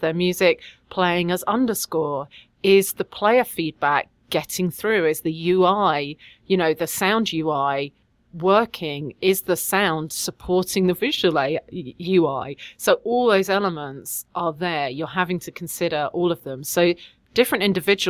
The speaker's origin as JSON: {"language": "English", "region": "London", "country": "United Kingdom", "tie": "born or raised there", "also_born_or_lived": "Quebec", "moved": "as an adult", "lives_now": "Quebec City, Canada", "said": "I am English and I do actually originally come from London"}